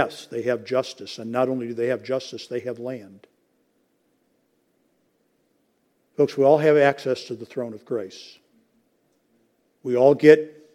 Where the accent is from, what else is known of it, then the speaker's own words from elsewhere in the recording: United States; I'm an American